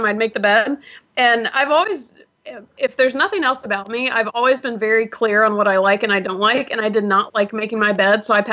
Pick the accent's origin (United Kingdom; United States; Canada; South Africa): United States; Atlanta, Georgia; also born or lived in Miami, Florida; now in Los Angeles, United States; I was actually born in Miami, but I grew up primarily in Atlanta